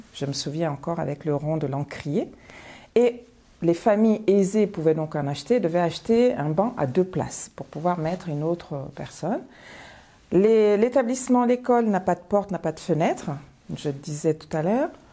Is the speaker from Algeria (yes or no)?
no; Paris, Île-de-France, France; born or raised there; also born or lived in Bamako, Mali